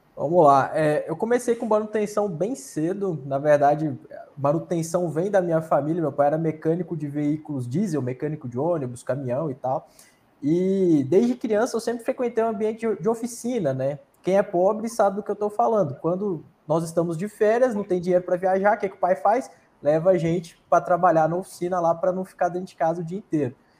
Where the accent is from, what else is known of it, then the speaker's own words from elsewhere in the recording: Luziânia, Goiás, Brazil; now in Brasília, Brazil; eu sou goiano, de Lusiânia, Goiás